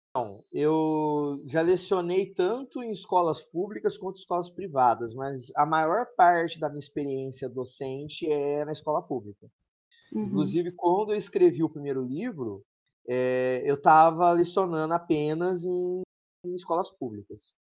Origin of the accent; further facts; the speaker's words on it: São João da Boa Vista, São Paulo, Brazil; accent: mineiro; eu sou de uma região de São Paulo que é quase Minas